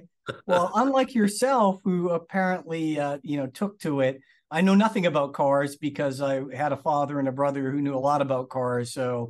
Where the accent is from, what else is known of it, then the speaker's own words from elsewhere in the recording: Lawrence, Massachusetts, United States; born there; So yeah, I mean, I was born in Massachusetts. I was born in Lawrence Methuen area.